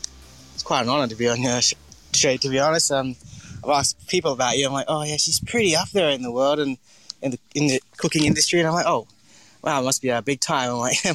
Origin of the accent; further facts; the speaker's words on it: Townsville, Queensland, Australia; So my background, where I'm from, so I grew up in Townsville, which is the Bindal Warragurrka part people, and I've grew up there my whole life and love it.